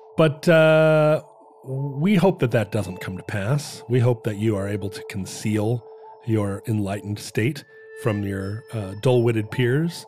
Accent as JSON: {"language": "English", "town": "Anchorage", "region": "Alaska", "country": "United States", "tie": "born or raised there", "said": "when I was a kid growing up in Anchorage"}